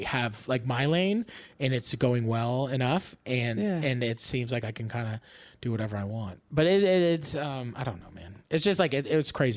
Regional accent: Canada; being like a Canadian guy who like comes to California.

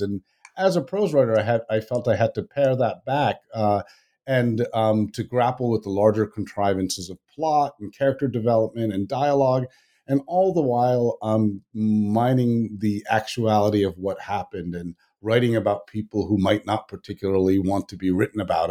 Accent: Washington, District of Columbia, United States; first language Tamil; also born or lived in Madras (Chennai), India; though I was born in Washington, D C

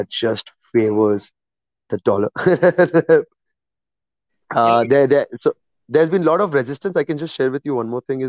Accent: India; moved away; I'm an Indian

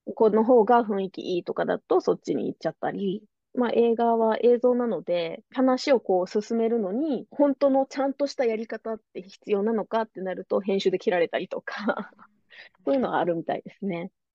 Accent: Nara, Japan; moved away as an adult; also born or lived in Hyogo / Kyoto; now in Orange County, United States; 私の出身は奈良ですが

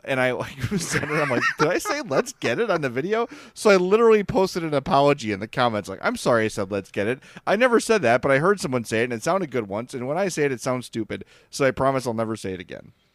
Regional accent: Oak Lawn, Illinois, United States; I grew up in Oakland

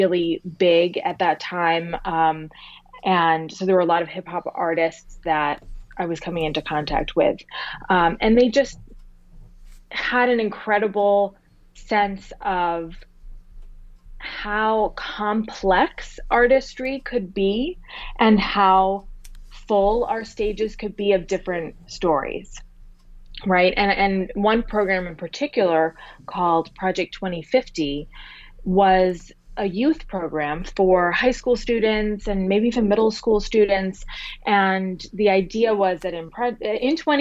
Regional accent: near Boston, Massachusetts, United States; I grew up near Boston

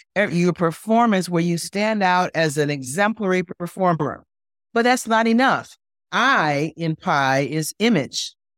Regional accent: Jamaica; We're from Jamaica.

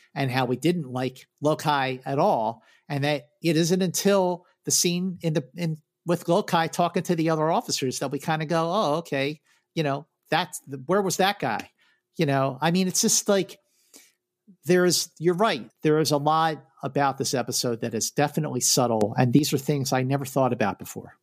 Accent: Philadelphia, Pennsylvania, United States; growing up in Philadelphia.

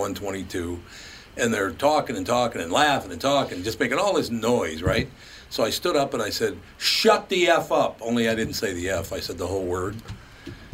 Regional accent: Minneapolis, Minnesota, United States; Growing up on West Broadway in North Minneapolis

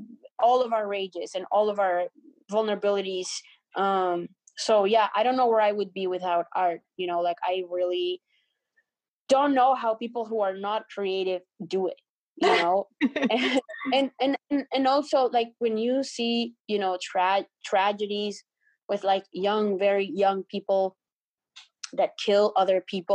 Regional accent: Colombia; English is a second language; now in Canada; when I was growing up in Colombia

